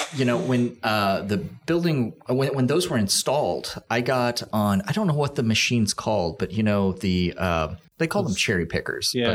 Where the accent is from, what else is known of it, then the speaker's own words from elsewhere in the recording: Olathe, Kansas, United States; I grew up in Olathe, which is 151st Street